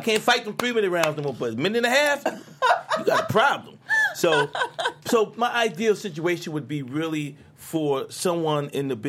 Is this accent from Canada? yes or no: no; Philadelphia, Pennsylvania, United States; moved away as an adult; also born or lived in New York; now in Los Angeles, United States; I'm from Philadelphia. I was born in New York, raised in Philadelphia